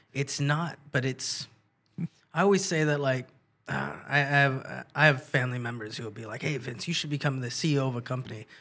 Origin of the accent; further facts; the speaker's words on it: San Jose, California, United States; born and raised in San Jose